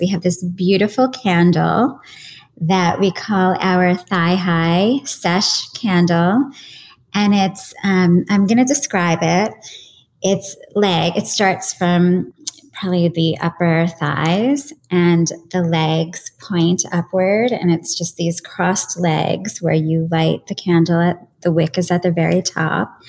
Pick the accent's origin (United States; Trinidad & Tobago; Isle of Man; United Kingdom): United States; New York; as a New Yorker